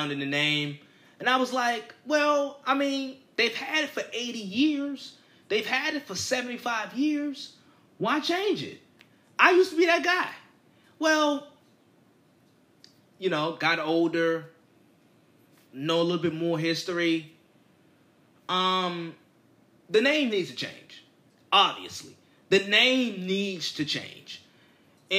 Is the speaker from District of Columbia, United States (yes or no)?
yes; Washington, District of Columbia, United States; I'm a native Washingtonian. I am from Washington.